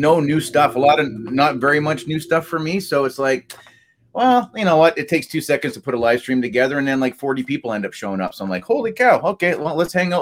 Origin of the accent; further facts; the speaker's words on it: Canada; I'm Canadian.